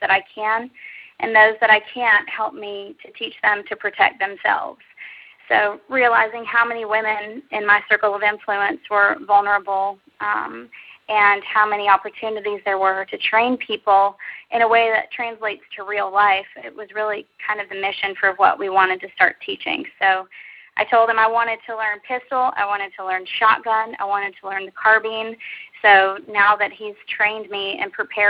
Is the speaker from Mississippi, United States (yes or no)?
no; Texas, United States; I grew up in Texas